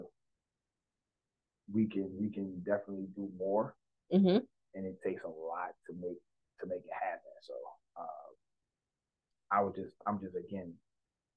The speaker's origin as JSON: {"language": "English", "town": "District Heights", "region": "Maryland", "country": "United States", "tie": "born or raised there", "said": "I'm from Disher Heights, Maryland. I'm born and raised."}